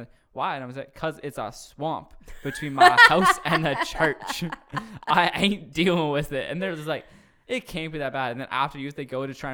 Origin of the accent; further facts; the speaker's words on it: Cambridge, Ontario, Canada; now in Wainfleet, Canada; when I grew up in Cambridge